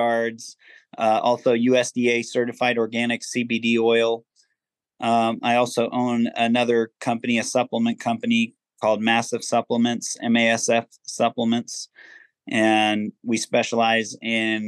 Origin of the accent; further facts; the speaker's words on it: Virginia Beach, Virginia, United States; also born or lived in Massachusetts / Maryland / Ohio / San Diego; I actually grew up in Virginia Beach, Virginia